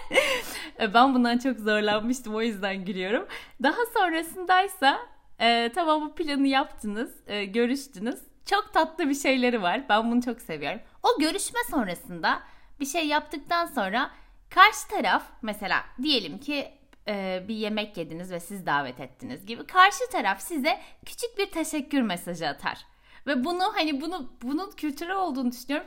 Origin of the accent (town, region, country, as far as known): Turkey; moved away as an adult; now in Sweden